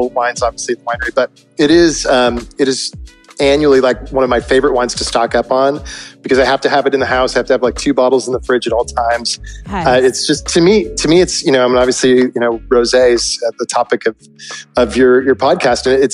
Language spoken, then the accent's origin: English; Northern California, United States; I grew up in Northern California and kind of near the wine regions